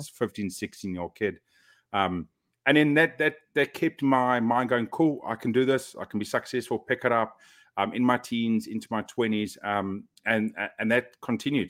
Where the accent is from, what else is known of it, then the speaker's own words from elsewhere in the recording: South Africa; moved away as an adult; now in Auckland, New Zealand; growing up in South Africa